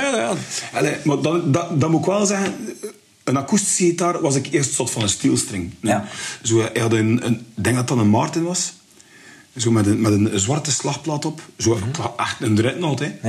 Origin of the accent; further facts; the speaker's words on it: Bruges, Flanders, Belgium; ik ben van Brugge, allee, we woonden in Westkamp